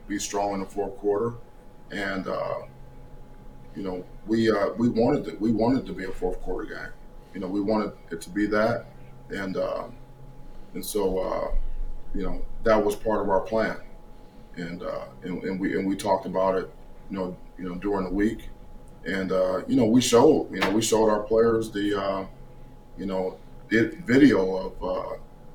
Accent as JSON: {"language": "English", "town": "Cleveland", "region": "Ohio", "country": "United States", "tie": "born or raised there", "said": "my hometown, Cleveland, Ohio"}